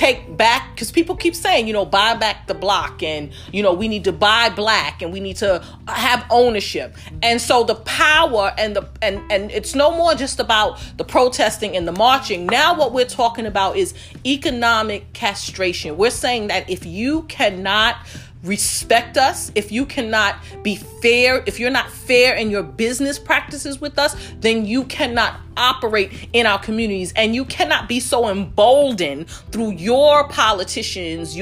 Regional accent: New York City, New York, United States; We grew up in Bed-Stuy

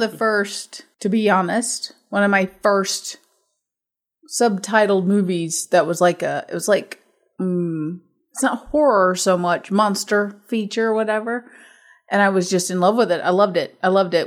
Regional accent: United States; I'm American

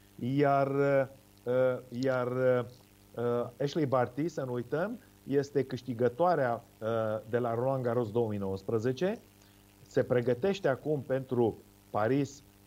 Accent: Romania; cum eram noi din România

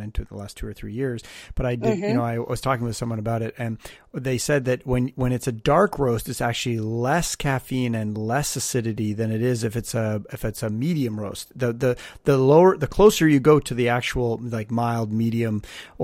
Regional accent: Canada; now in Los Angeles, United States; I'm Canadian

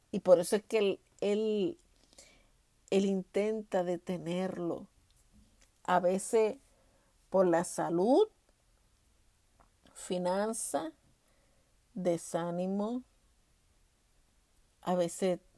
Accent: Puerto Rico; now in Texas, United States; Y yo vine de Puerto Rico prácticamente huyéndole a ese ministerio y llego aquí a Texas

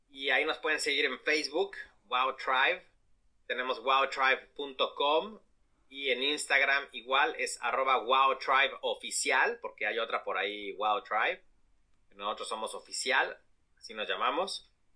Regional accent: Mexico; Como mexicanos

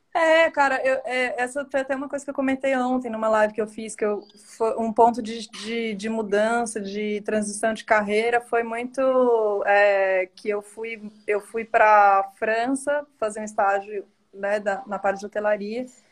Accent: Varginha, Minas Gerais, Brazil; born or raised there; also born or lived in Belo Horizonte

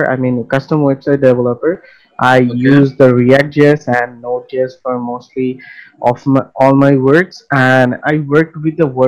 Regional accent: Bangladesh; I am a freelancer, and I am from Bangladesh.

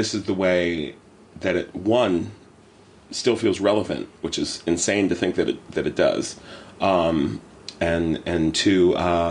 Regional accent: Morgantown, West Virginia, United States; accent: American; moved away as an adult; now in London, United Kingdom; I grew up in West Virginia, which I love

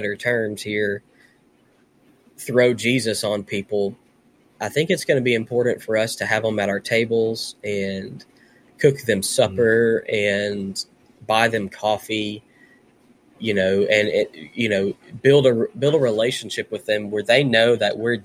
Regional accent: Conway, Arkansas, United States; also born or lived in Nashville, Tennessee; I was raised in Nashville for a little while and then in Central Arkansas.

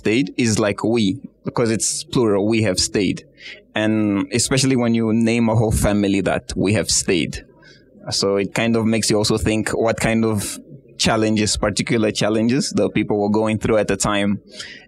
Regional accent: Angola; moved away as an adult; now in Kenya; Originally, I'm from Angola. I've been studying in Mount Kenya University for like 3 years now.

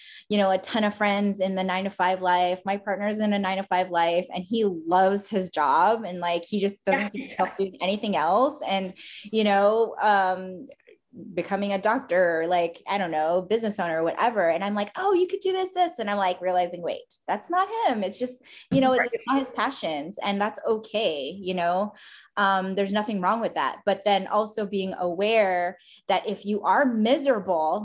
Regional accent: Philippines; as a Filipino, we were all supposed to be nurses

